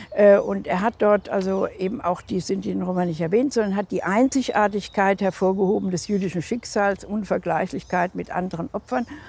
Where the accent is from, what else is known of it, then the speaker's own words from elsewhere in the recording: Hesse, Germany; in Hessen, meiner Heimat, wo ich herkomme